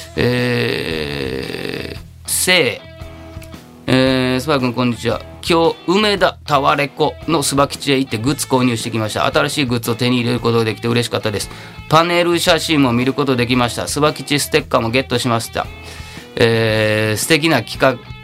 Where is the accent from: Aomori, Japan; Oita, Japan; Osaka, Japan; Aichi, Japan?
Osaka, Japan; Takatsuki; 自分が本当住んでた生まれ育った町の地元にもありますから、えー、高槻店とかね